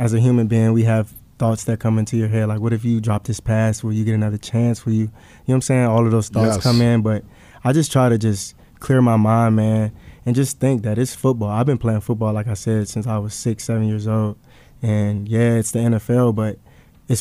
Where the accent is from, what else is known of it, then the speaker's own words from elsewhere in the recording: Richmond, Virginia, United States; moved away as an adult; now in Scottsdale, United States; I'm from Richmond, Virginia originally.